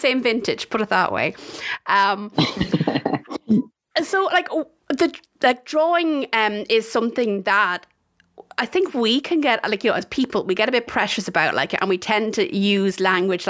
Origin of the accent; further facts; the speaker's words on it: Tullamore, Leinster, Ireland; I'm a Tullamore woman, so you're not too far away from my hometown.